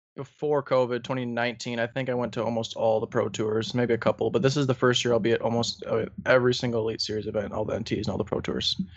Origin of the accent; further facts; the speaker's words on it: northern Wisconsin, United States; I'm from northern Wisconsin, there's not too many people up there